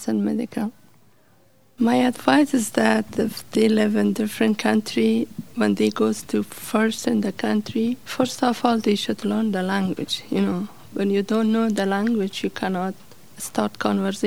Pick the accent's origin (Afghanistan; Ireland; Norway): Afghanistan; Kabul; English is a second language; moved away as an adult; now in Pittsburgh, United States; I was born in 1964 in Kabul, Afghanistan. I grew up in Kabul, which is center of Afghanistan.